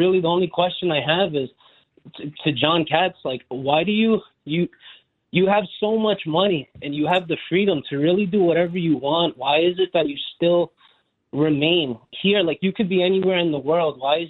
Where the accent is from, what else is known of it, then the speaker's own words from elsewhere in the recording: New York City, New York, United States; growing up in Brooklyn